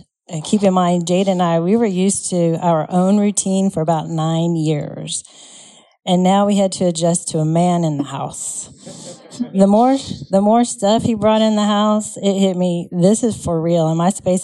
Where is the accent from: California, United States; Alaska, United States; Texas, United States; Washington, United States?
Texas, United States; El Paso; For the most part, I grew up in El Paso. This is where my dad was stationed for the last time as he retired from the Army.